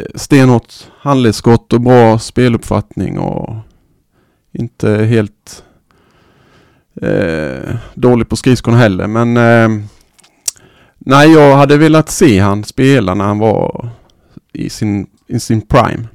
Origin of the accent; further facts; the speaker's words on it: Sweden; här hemma i Sverige